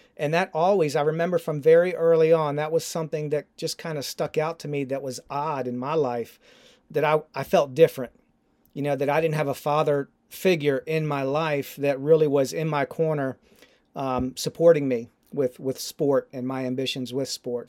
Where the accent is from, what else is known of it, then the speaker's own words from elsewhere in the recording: Baltimore, Maryland, United States; growing up in Baltimore, uh, as an Orioles fan